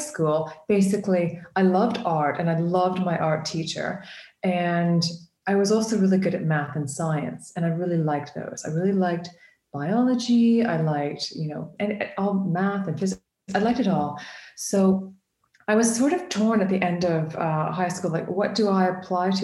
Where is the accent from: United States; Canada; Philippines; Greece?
Canada; now in United Kingdom; I'm an artist from the UK. Well, I'm originally from Canada.